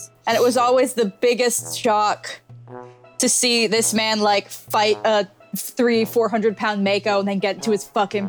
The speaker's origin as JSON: {"language": "English", "region": "Rhode Island", "country": "United States", "said": "I'm from Rhode Island and I know what Quahoggin looks like."}